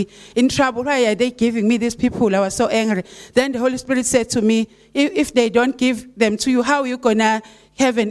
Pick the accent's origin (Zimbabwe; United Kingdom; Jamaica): Zimbabwe; Esigodini, Matabeleland South; I'm from Esigodini, Itindele area, but I had to go to Scottsville to be with Pastor Jen and everyone.